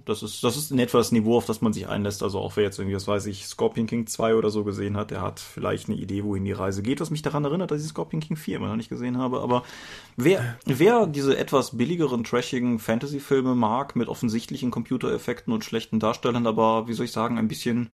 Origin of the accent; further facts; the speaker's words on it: Eifel, Germany; moved away; ich bin in der Eifel groß geworden, bin immer noch häufig da wegen Freunden und Eltern